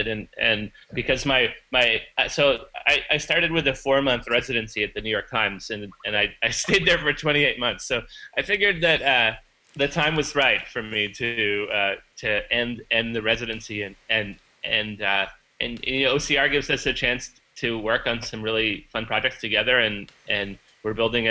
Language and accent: English; Vancouver, British Columbia, Canada; moved away; the Vancouver Art Gallery in my hometown